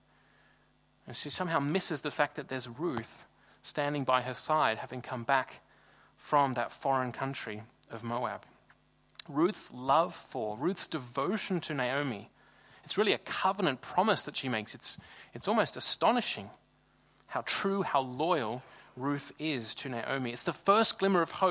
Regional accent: Sydney, New South Wales, Australia; moved away as an adult; now in Freiburg, Germany; I'm from Sydney in Australia, and Sydney's a really big city.

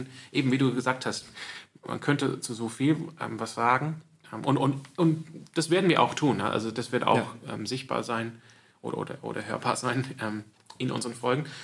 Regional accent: Sydney, New South Wales, Australia; now in Freiburg, Germany; ich bin auch aufgewachsen in der Kirche, in der Gemeinde, ähm, aber auch so in der anglikanischen Gemeinde in, in, in, Sydney

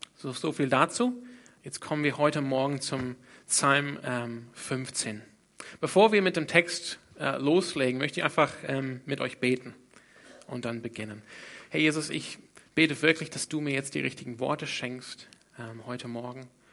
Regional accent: Australia; German is a second language; moved away; Ich komme ursprünglich aus Australien. Deshalb kann ich auch einigermaßen Deutsch sprechen. Nee, fast nicht

